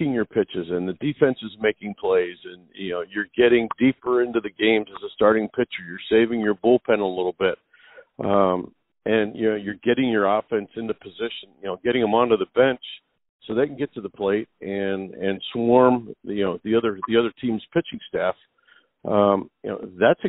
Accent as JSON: {"language": "English", "town": "Philadelphia", "region": "Pennsylvania", "country": "United States", "tie": "born or raised there", "said": "my hometown"}